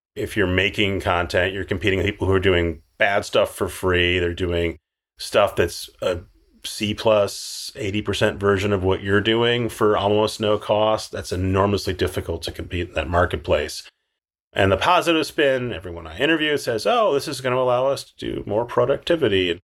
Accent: Minneapolis, Minnesota, United States; moved away; I'm from Minneapolis

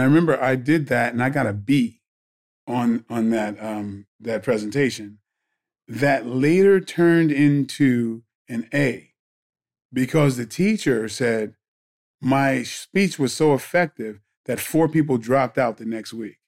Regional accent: Bridgeport, Connecticut, United States; I grew up in Bridgeport, Connecticut

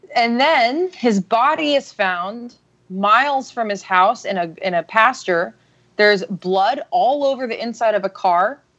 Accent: Austin, Texas, United States; grew up in Texas. I grew up in Austin

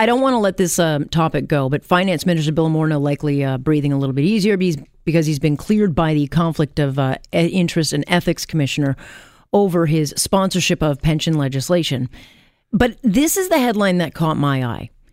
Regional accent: Canada; I'm Canadian first

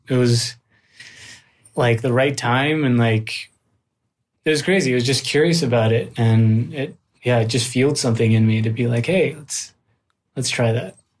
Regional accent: Richmond, British Columbia, Canada; moved away as an adult; also born or lived in Manila, Philippines; now in Los Angeles, United States; I was born in the Philippines, on Manila, and then I went over to, to Vancouver, or specifically, more specifically Richmond, British Columbia, uh, when I was three.

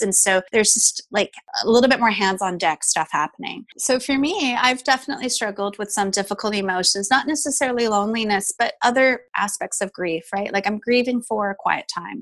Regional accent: Canada; I am Taiwanese Canadian

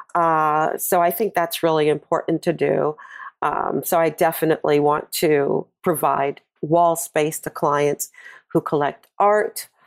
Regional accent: New York, United States; also born or lived in California; I'm from New York and based in New York

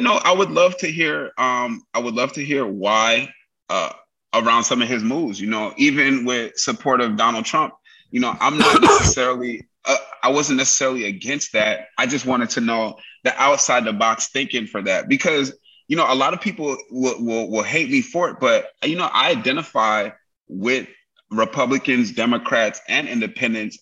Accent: New York City, New York, United States; now in California, United States; live in Cali, but I was raised in New York

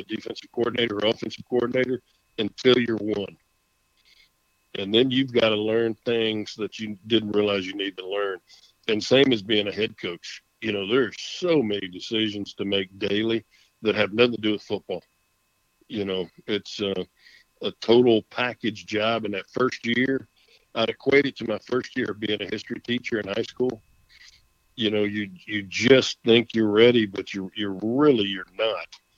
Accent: Texas, United States; our family's been here since the late 1800s. And, it's a state I take great pride in and love being a Texan, love being called a Texan.

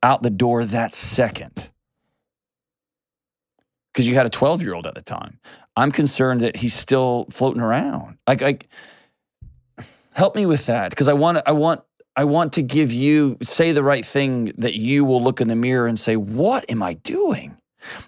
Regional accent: Houston, Texas, United States; I grew up in Houston

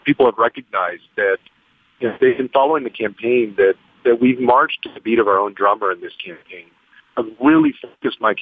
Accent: San Antonio, Texas, United States; having grown up in the neighborhoods that I grew up in San Antonio

